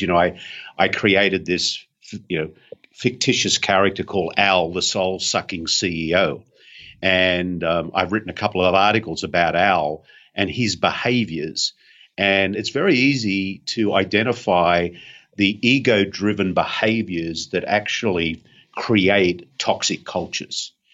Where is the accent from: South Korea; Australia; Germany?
Australia; being an Aussie